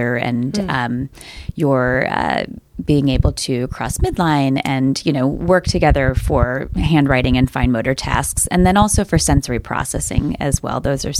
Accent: Cleveland, Ohio, United States; moved away; I grew up in Cleveland on the east side

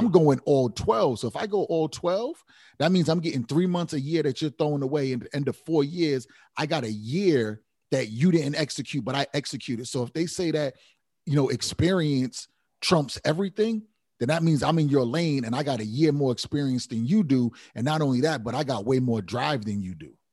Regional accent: Providence, Rhode Island, United States; I come from Rhode Island, Providence

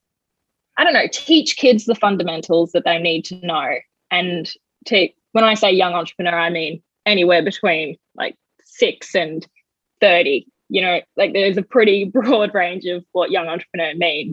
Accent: Coffs Harbour, New South Wales, Australia; moved away; also born or lived in Bellingen; I'm from New South Wales originally. I grew up in Coffs Harbour, Bellingen kind of area.

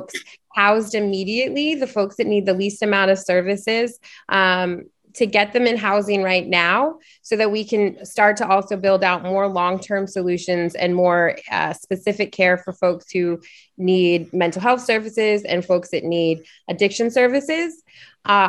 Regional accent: Portland, Oregon, United States; I am from Portland. I am from here, I went to Benson High School.

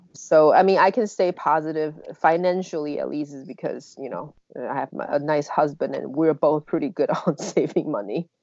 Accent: Taiwan; moved away; I'm from Taiwan

